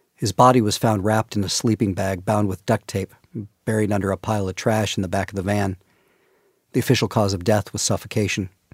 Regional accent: California, United States; I'm from California

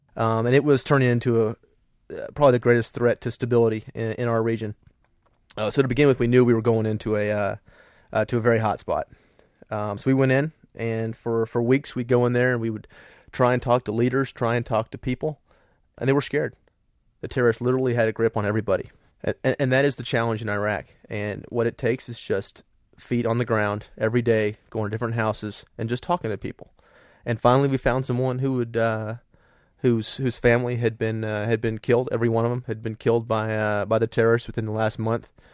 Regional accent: United States; I'm an American.

